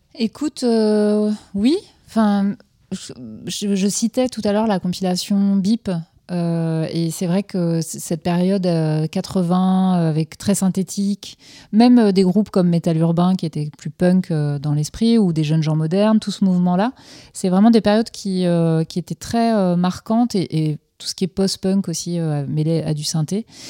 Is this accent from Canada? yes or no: no; Finistère, Brittany, France; je suis originaire du Finistère, donc proche de, de la mer